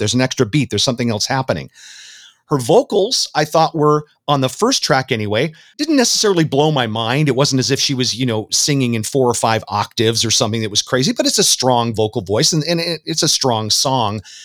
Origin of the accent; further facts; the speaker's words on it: Southern California, United States; I was down there in Southern California